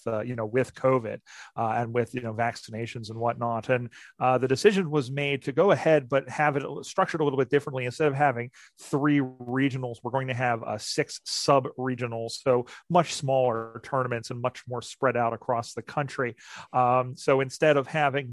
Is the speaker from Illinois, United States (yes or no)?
no; Philadelphia, Pennsylvania, United States; Philadelphia, my hometown right here